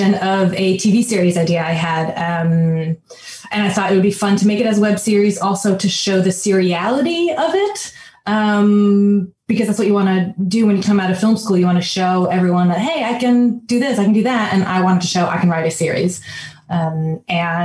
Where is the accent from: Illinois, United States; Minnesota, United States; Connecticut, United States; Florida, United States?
Connecticut, United States; moved away as an adult; also born or lived in New York City; I grew up in Connecticut, which is outside New York